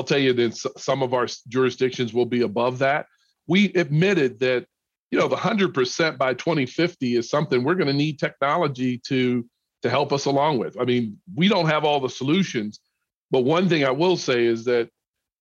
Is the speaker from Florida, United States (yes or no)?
no; Pittsburgh, Pennsylvania, United States; also born or lived in the South; now in Minneapolis, United States; I grew up in Pittsburgh, which is a cold city as well.